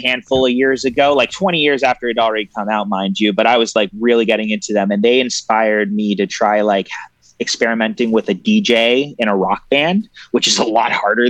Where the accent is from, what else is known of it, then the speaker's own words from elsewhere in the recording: Toronto, Ontario, Canada; Born and raised in Toronto.